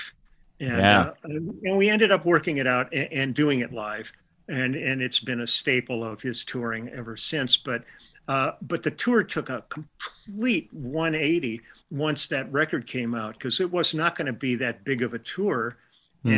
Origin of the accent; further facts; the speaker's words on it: Milwaukee, Wisconsin, United States; I was born in Milwaukee